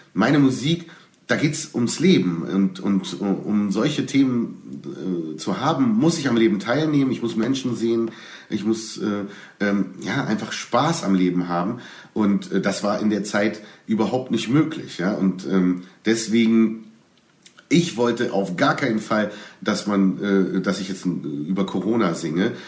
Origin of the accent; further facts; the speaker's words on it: Berlin, Germany; ich als Berliner